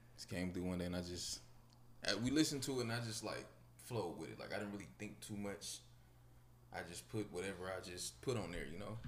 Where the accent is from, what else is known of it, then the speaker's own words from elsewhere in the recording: Los Angeles, California, United States; moved away; I'm originally from California, raised in Watts.